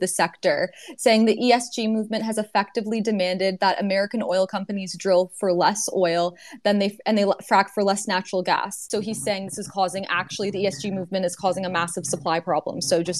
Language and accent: English; Canada; I'm from Canada